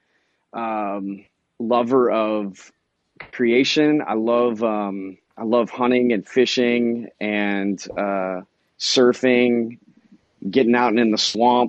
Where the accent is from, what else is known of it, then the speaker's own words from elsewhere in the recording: Houston, Texas, United States; I grew up in the Bayou City